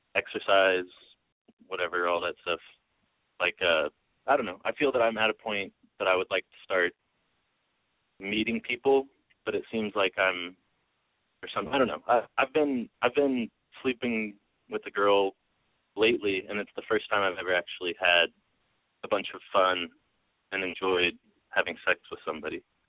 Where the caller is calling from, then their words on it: Northern California, United States; I'm calling from Northern California.